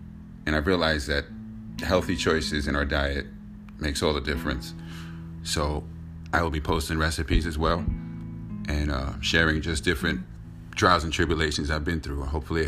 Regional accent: New York City, New York, United States; me growing up in New York City, taking the trains at the age of 12

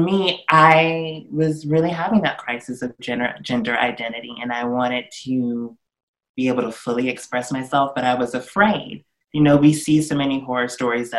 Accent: Augusta, Georgia, United States; moved away; also born or lived in New York; I was born and raised in Augusta, Georgia. I'm from the South.

